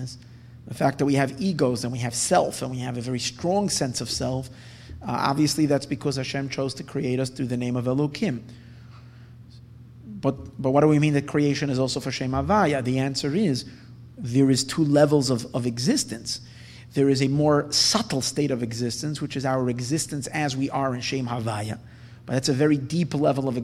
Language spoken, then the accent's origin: English; United States; we're American Jews